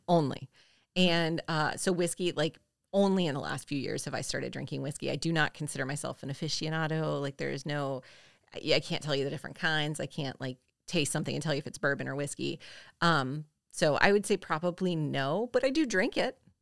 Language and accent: English; the South, United States; we're from the South